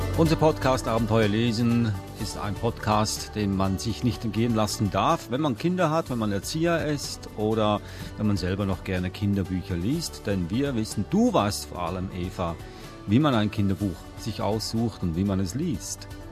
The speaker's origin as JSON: {"language": "German", "country": "Switzerland", "tie": "born or raised there", "said": "ich bin in der Schweiz aufgewachsen"}